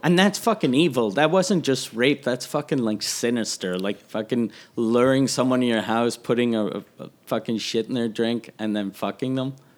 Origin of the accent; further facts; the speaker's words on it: Quebec City, Quebec, Canada; I was from Quebec City